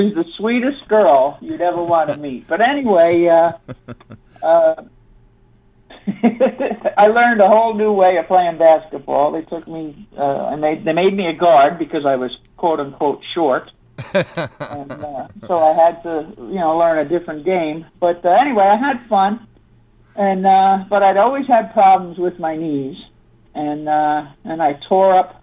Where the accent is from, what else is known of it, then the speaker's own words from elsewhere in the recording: Long Island, New York, United States; moved away as an adult; also born or lived in Southern California; now in Las Vegas, United States; I grew up on Long Island